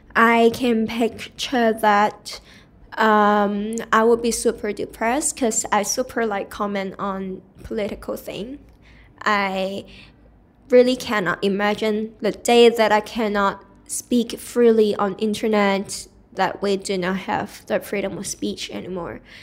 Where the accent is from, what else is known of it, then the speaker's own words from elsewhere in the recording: Hong Kong; I am born and raised in Hong Kong